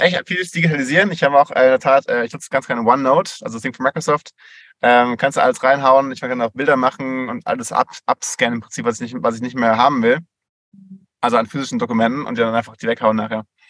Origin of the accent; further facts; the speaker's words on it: Switzerland; bei uns in der Schweiz